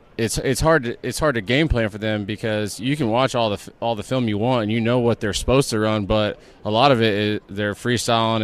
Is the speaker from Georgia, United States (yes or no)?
no; San Antonio, Texas, United States; I grew up in San Antonio